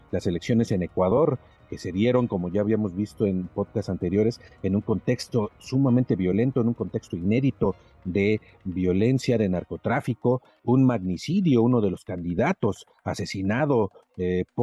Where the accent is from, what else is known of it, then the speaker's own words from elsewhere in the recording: Mexico; como mexicanos